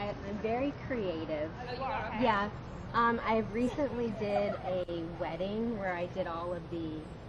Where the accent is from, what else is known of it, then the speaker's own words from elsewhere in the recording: Orlando, Florida, United States; moved away as an adult; now in North Carolina, United States; I grew up in Orlando.